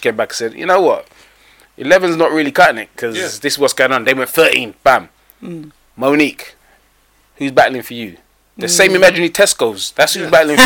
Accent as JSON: {"language": "English", "region": "England", "country": "United Kingdom", "said": "as an English person"}